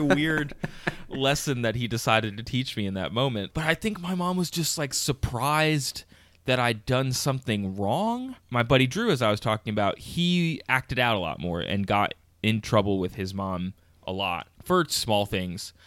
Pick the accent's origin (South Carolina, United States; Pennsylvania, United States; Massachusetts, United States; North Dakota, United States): Pennsylvania, United States; King of Prussia; I grew up just outside of Philly, actually about 20 minutes outside of Philly, in a town called King of Prussia, Pennsylvania